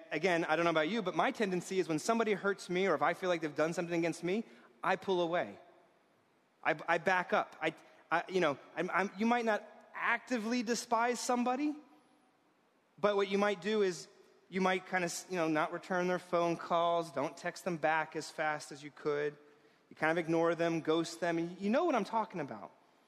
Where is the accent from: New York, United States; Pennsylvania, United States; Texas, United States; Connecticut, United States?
New York, United States; I was raised in this town as a New Yorker.